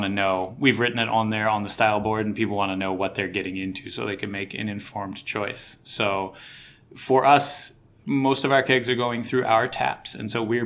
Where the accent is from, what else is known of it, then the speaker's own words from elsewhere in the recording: United States; now in Tokyo, Japan; being American